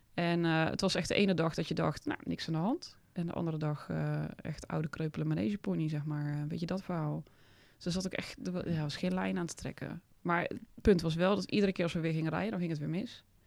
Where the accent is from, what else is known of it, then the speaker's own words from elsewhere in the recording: Oss, North Brabant, Netherlands; also born or lived in Heesch; ik ben opgegroeid in Os en Hees een beetje